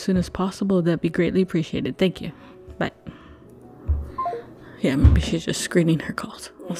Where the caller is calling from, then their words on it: North Bay, Ontario, Canada; I'm calling from North Bay, Ontario.